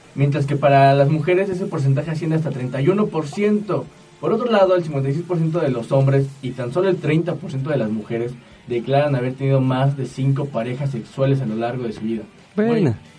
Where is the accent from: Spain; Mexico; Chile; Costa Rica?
Mexico; uno como mexicano